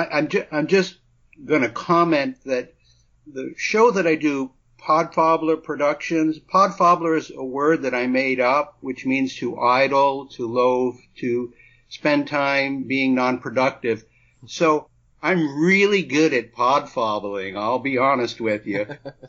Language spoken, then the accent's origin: English; New England, United States; moved away; also born or lived in Brooklyn / New Mexico; Well, I lived most of my life in New England, although I was born in Brooklyn, and then I spent 9 years in New Mexico prior to relocating to the Gulf Coast area of Florida